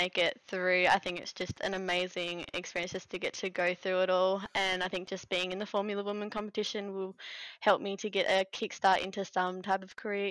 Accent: Australia; being an Aussie

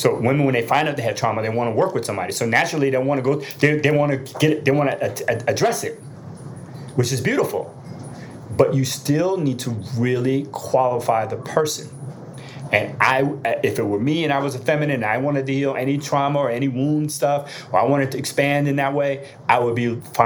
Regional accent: New Jersey, United States; I'm still from Jersey. I still got that street in me

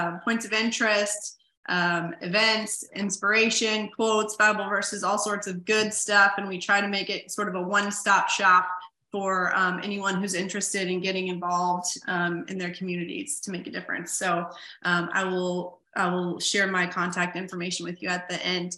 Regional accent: Fairfax County, Northern Virginia, United States; I'm from Northern Virginia in Fairfax County

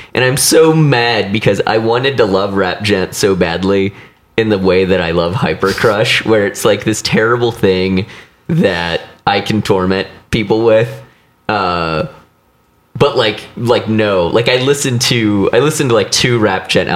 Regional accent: Missouri, United States; I grew up in Missouri

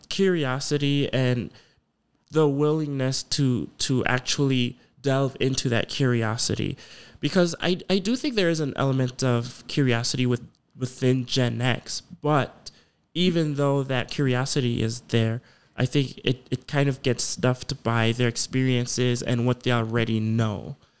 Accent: Ghana; moved away; I'm from Ghana

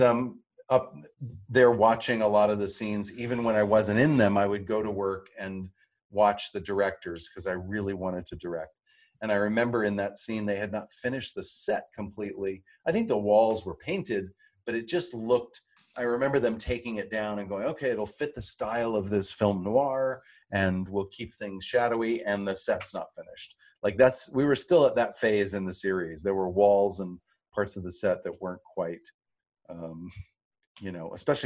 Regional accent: North Carolina, United States; I'm from the South. I'm from North Carolina

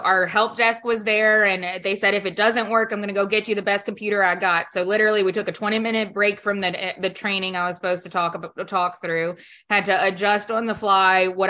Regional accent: Baton Rouge, Louisiana, United States; I'm from Baton Rouge, Louisiana.

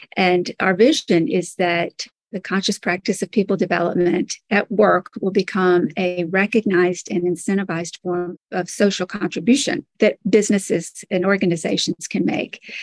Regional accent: Birmingham, Alabama, United States; now in Washington, D.C., United States; I grew up actually in the South in Birmingham, Alabama. I eventually made my way to the Washington, D.C. area where I live now.

